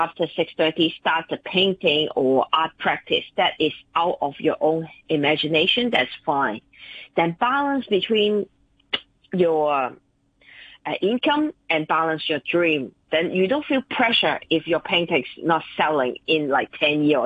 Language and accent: English; Stanley, Hong Kong; I grew up in Stanley Village, everybody looked like this